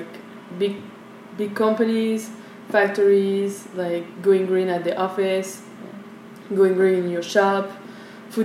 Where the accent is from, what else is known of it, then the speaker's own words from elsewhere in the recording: France; moved away as an adult; now in Vietnam; I grew up in France